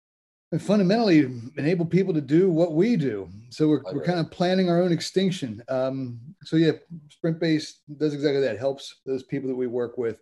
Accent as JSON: {"language": "English", "town": "Cincinnati", "region": "Ohio", "country": "United States", "also_born_or_lived": "Cambridge, United Kingdom", "moved": "as an adult", "lives_now": "London, United Kingdom", "said": "I'm originally from Cincinnati, Ohio"}